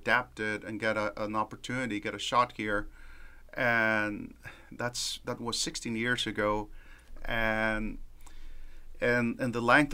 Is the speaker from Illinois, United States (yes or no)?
no; Southern Texas, United States; also born or lived in California / San Antonio, Texas; now in Henderson, United States; I was born in California, but grew up in Southern Texas, which is kind of like sometimes an extension of Mexico because you only speak Spanish down there